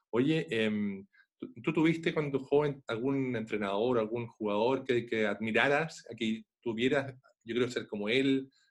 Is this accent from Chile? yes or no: yes; Chile